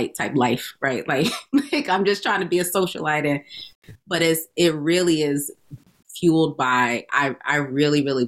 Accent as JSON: {"language": "English", "town": "Albany", "region": "New York", "country": "United States", "tie": "born or raised there", "also_born_or_lived": "Atlanta, Georgia", "moved": "as an adult", "lives_now": "Boston, United States", "said": "I grew up in Albany"}